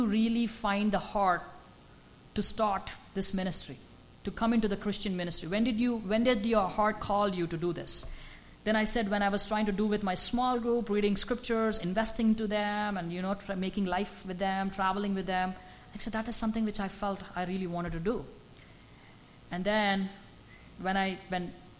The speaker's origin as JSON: {"language": "English", "country": "India", "moved": "yes", "said": "as an Indian"}